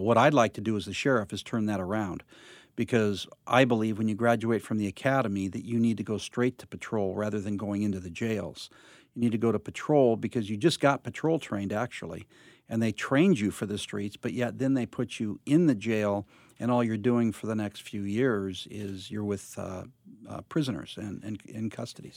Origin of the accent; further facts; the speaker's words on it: Covina, California, United States; also born or lived in Los Angeles; I grew up in Covina area